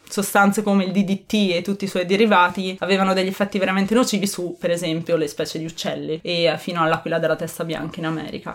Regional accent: Ferrara, Emilia-Romagna, Italy; sono di Ferrara

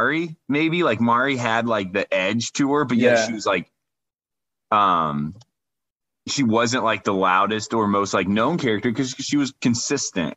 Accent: Northern Indiana, United States; I'm from Northern Indiana

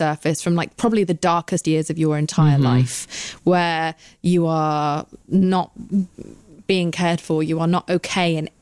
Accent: United Kingdom; I'm British.

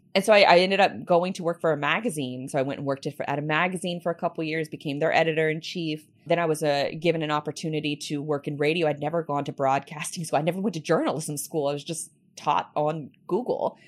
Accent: Jacksonville, Florida, United States; I was born and raised here in, in Jacksonville

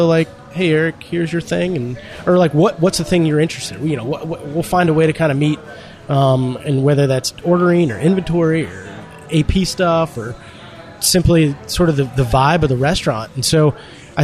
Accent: Nashville, Tennessee, United States; growing up in Nashville

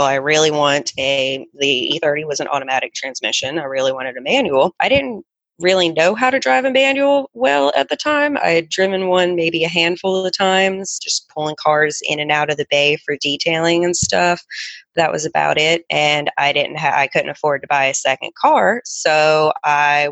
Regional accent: Charlotte, North Carolina, United States; I ended up transferring back to Charlotte, North Carolina, my hometown, to a school there.

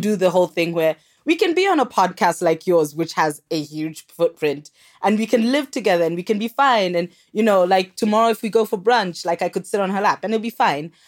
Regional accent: Kenya; moved away; also born or lived in South Africa; I'm actually Kenyan.

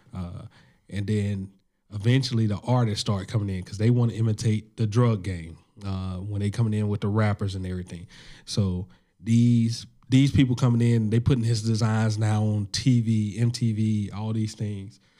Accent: Alabama, United States; I'm from Alabama.

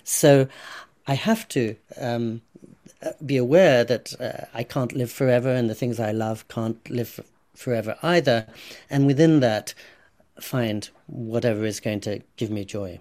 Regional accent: England, United Kingdom; also born or lived in California / India (ancestry); now in Japan; when I was growing up in England

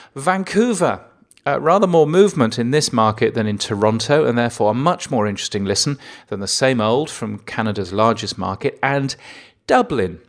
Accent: England, United Kingdom; as an Englishman, I'm inherently lazy

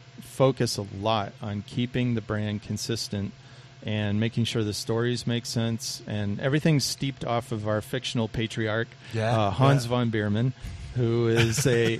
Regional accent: Boston, Massachusetts, United States; now in Arizona, United States; I'm from Boston.

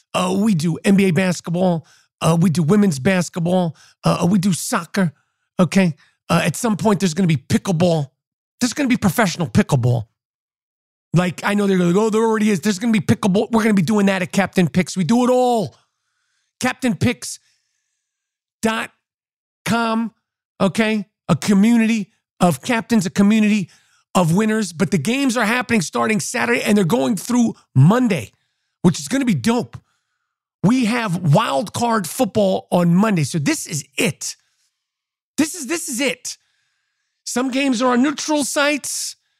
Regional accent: New York, United States; as a New Yorker

